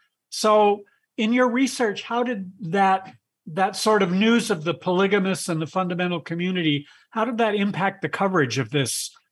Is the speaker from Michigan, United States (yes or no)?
yes; Michigan, United States; moved away; when I was a kid growing up in Michigan